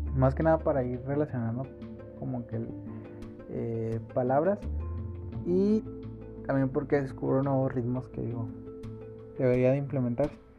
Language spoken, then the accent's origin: Spanish; Santa Catarina, Nuevo León, Mexico; Soy de Monterrey por si no lo había notado. Este, bueno, soy de Santa Catarina, entonces me quedé cerca de San Pedro.